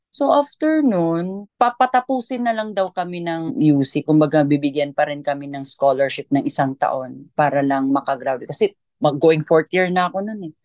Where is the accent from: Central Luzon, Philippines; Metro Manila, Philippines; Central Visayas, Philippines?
Central Visayas, Philippines; Argao; Sa hometown ko, sa Argao, Cebu